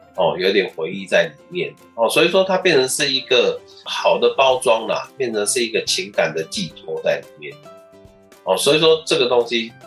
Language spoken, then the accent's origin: Chinese; Taiwan; 我们台湾这边